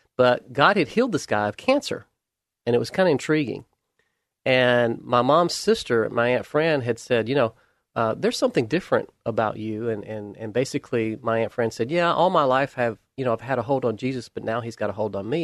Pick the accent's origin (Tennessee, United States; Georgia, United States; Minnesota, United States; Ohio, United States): Georgia, United States; Camilla; moved away; I was raised in South Georgia, a little tiny town called Camilla